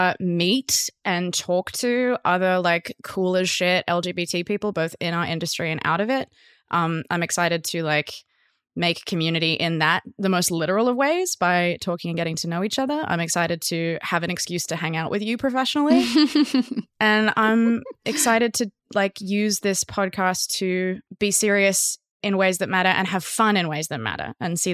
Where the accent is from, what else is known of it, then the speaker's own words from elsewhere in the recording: Australia; I am noticeably Australian, but I spend a lot of time pretending to be American